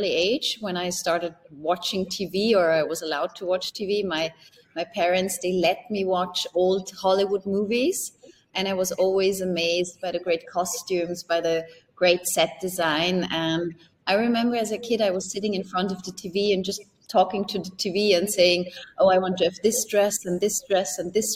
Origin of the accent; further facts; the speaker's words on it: Upper Austria, Austria; moved away as an adult; also born or lived in Germany / Switzerland; it all started with a private channel in Upper Austria, in my hometown